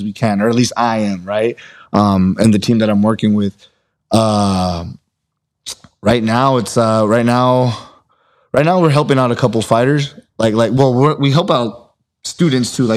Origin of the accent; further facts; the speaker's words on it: United States; I'm American